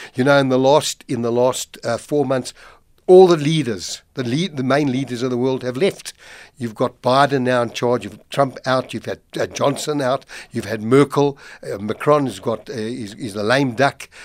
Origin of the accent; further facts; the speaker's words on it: South Africa; as a South African